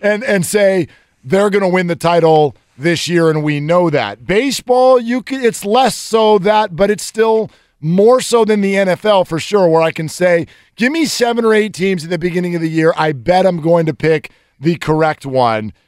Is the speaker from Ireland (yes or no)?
no; Northern California, United States; I'm a Northern Californian